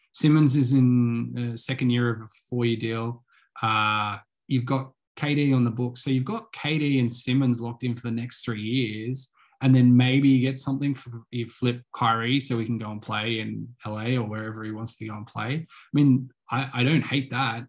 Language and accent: English; Australia; as an Australian